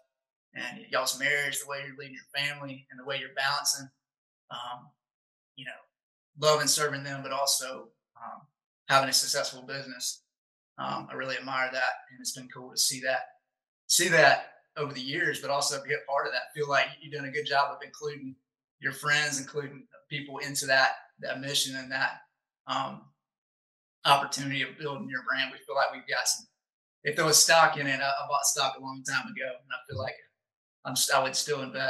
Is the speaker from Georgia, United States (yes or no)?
yes; Augusta, Georgia, United States; Daniel and I growing up in Augusta